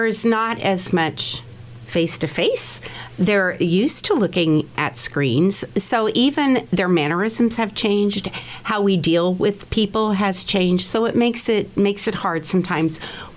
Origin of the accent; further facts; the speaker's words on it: Hays, Kansas, United States; I grew up here in Hayes